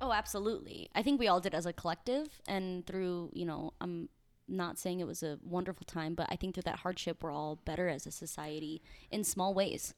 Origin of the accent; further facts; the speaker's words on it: Saint Charles, Missouri, United States; moved away; I grew up in the Midwest in a small town called Saint Charles, about thirty minutes outside Saint Louis.